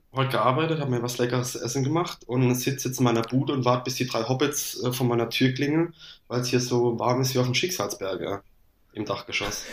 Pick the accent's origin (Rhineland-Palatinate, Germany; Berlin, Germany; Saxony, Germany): Rhineland-Palatinate, Germany; Landau; ich komme aus Landau in der Pfalz, bei Karlsruhe Mannheim die Ecke